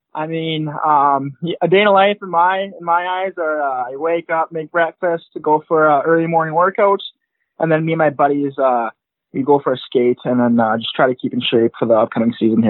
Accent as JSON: {"language": "English", "area": "Yorkton", "region": "Saskatchewan", "country": "Canada", "tie": "born or raised there", "said": "I'm from York in Saskatchewan, born and raised. And yeah, it's a small town in Saskatchewan there. About 25 to 30,000 people. So it's a small town, but it does good."}